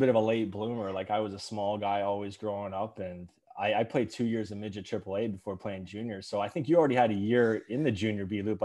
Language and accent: English; Cambridge, Ontario, Canada; also born or lived in Etobicoke, Ontario / Georgetown, Ontario / Cardiff, Wales; Yeah, I moved to Cambridge when I was five, but I was born in Etobicoke.